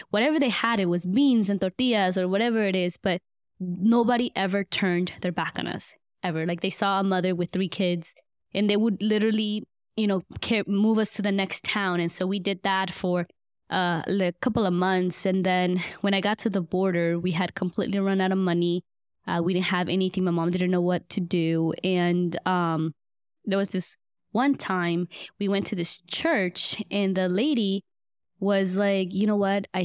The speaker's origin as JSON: {"language": "English", "region": "East Coast", "country": "Guatemala", "tie": "born there", "said": "I just remember going to the capital city of Guatemala because I was born on the East Coast."}